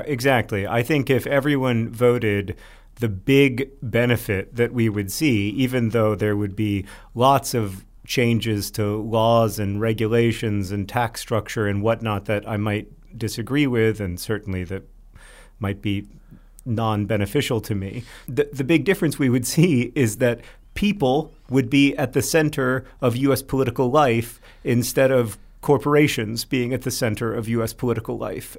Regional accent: Orlando, Florida, United States; Hank and I grew up in Orlando

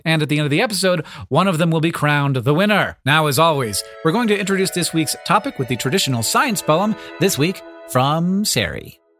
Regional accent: Florida, United States; I grew up in Florida

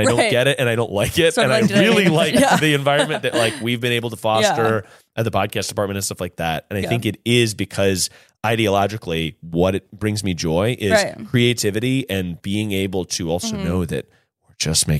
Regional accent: North Carolina, United States; moved away; we're two boys from North Carolina.

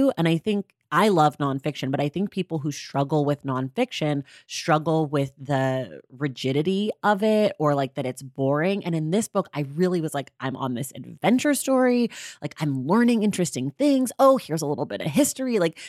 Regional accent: United States; I mean, I'm an American, so I'm capable of making everything about me

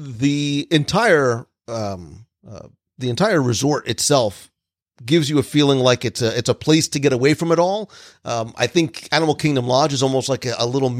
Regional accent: New Jersey, United States; now in Florida, United States; I grew up in New Jersey where diners were a thing

